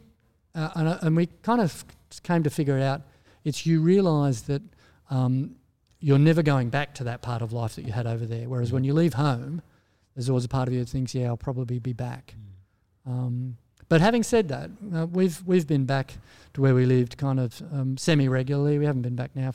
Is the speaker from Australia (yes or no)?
yes; Australia; moved away as an adult; also born or lived in United States